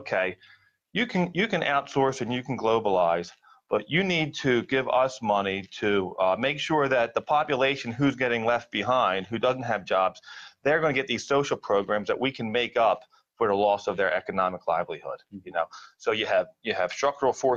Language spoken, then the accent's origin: English; Philadelphia, Pennsylvania, United States; when I grew up in Philadelphia, I grew up on Spencer Street, working class neighborhood